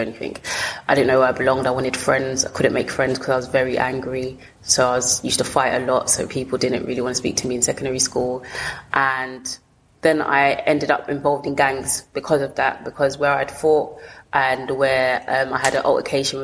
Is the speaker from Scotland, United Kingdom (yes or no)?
no; London, United Kingdom; also born or lived in Lewisham, London; I grew up in Peckham.